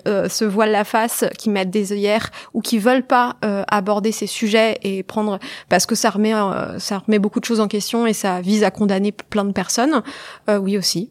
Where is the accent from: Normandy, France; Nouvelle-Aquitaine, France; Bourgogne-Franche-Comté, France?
Normandy, France; Évreux; also born or lived in Colombes; je suis rapidement arrivée à Évreux, qui est en Normandie, où j'ai grandi